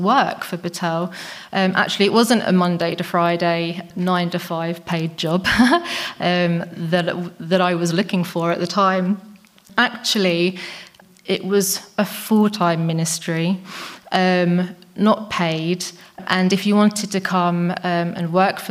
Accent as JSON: {"language": "English", "region": "England", "country": "United Kingdom", "moved": "as an adult", "lives_now": "Czech Republic", "said": "I'm English"}